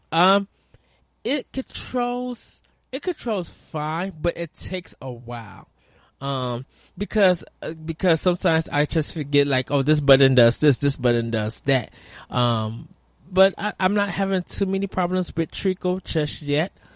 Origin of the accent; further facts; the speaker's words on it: United States; we as American gamers